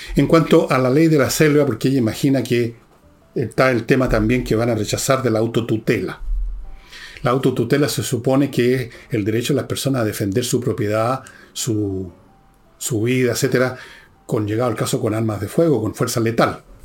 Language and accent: Spanish; Chile; todos nacimos en el Chile o nos hicimos chilenos